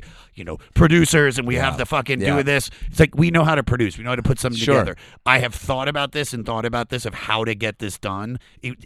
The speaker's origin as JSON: {"language": "English", "town": "Germantown", "region": "Maryland", "country": "United States", "tie": "born or raised there", "said": "I'm from right outside of Washington, D.C., in a suburb area called Germantown, Maryland"}